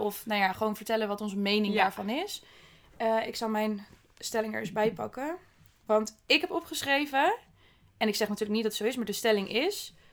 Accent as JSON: {"language": "Dutch", "country": "Netherlands", "said": "als Nederlander"}